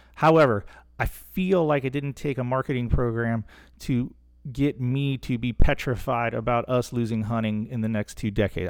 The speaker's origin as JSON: {"language": "English", "region": "Central Florida", "country": "United States", "tie": "born or raised there", "said": "growing up in Central Florida as a younger guy"}